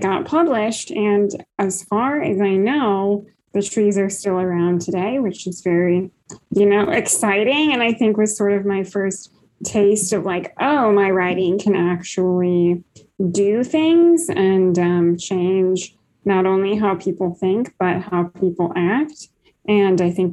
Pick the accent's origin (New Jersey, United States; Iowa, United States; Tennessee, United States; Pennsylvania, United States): Iowa, United States; also born or lived in Kansas; I am a writer from the Midwest. I grew up in Iowa.